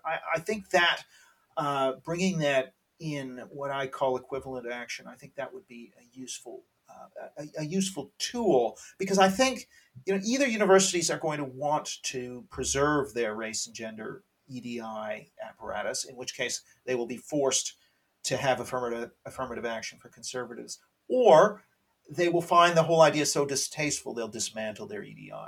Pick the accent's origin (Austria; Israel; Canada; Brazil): Canada; I'm Canadian. I should say I'm Canadian